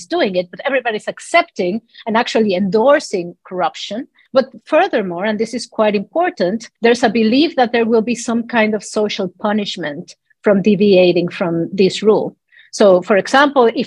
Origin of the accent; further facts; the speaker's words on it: Mexico City, Mexico; moved away; I was born and raised in Mexico City